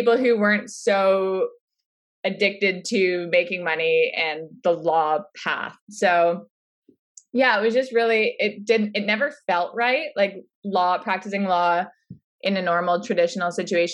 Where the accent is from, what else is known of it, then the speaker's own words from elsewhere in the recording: Orangeville, Ontario, Canada; I grew up in Orangeville